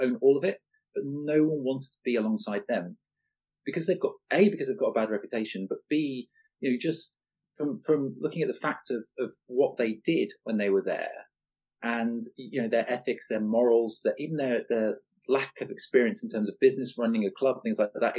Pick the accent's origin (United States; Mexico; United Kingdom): United Kingdom; Leeds, Yorkshire and the Humber; also born or lived in Salford; I was born in Salford, in Manchester, never lived there. My parents basically were from Leeds, as were their family. And I wasn't, you know, I grew up in Leeds